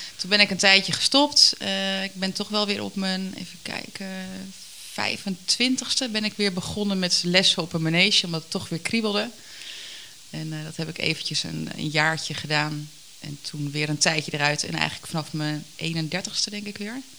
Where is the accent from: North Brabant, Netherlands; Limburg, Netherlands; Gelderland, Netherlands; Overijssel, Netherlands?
Gelderland, Netherlands; Harderwijk; moved away; also born or lived in Ermelo / Putten; Ik ben geboren in Harderwijk. Opgegroeid met, eh, een leuk gezin met mijn ouders en mijn zusje